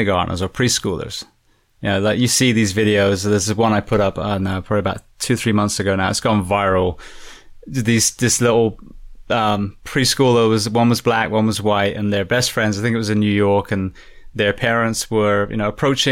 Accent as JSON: {"language": "English", "region": "England", "country": "United Kingdom", "moved": "yes", "lives_now": "United States", "said": "I'm from England"}